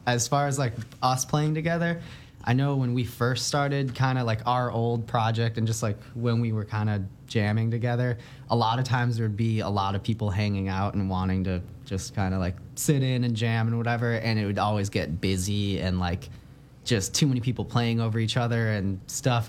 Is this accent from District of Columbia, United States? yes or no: no; Naperville, Illinois, United States; moved away as an adult; now in Portland, United States; We're from Naperville, just outside.